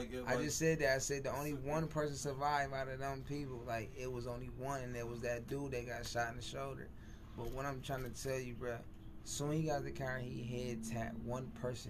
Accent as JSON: {"language": "English", "town": "Buffalo", "region": "New York", "country": "United States", "said": "I'm from Buffalo."}